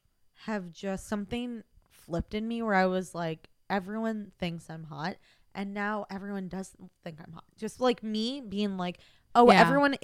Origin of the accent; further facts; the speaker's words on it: Midwest, United States; because you know, I'm like from the Midwest and like yeah. times were different then, and like raised, you know, Catholic